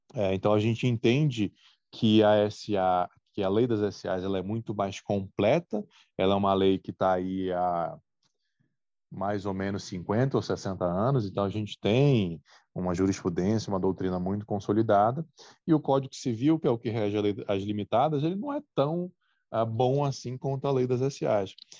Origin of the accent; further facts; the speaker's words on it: Brazil; a gente é brasileiro